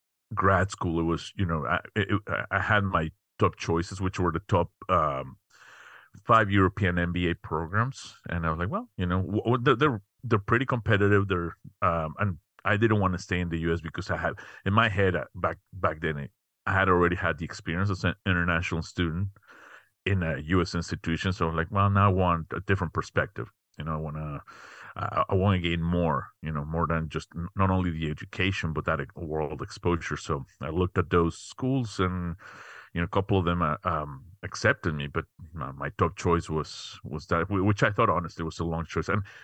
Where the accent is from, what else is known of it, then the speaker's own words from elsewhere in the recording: Mexico City, Mexico; moved away as an adult; now in United States; was born and raised in Mexico City. Came to the U.S. quite a while ago. To get my undergrad.